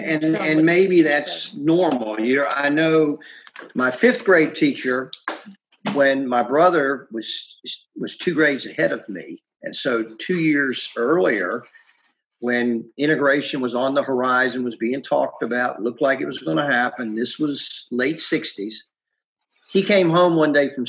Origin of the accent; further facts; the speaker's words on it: Virginia, United States; also born or lived in Ohio; My family moved to Virginia when I was 7